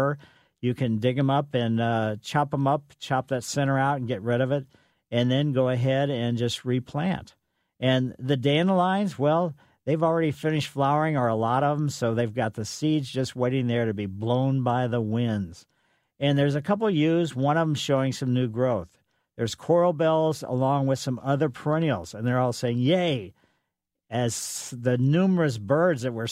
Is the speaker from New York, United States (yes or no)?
no; Ellisville, Missouri, United States; growing up on Maple Lane in Ellisville